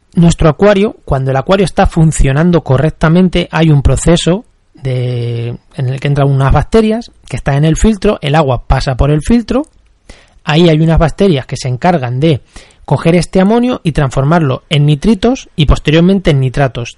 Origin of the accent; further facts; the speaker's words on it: Castilla-La Mancha, Spain; yo soy de La Mancha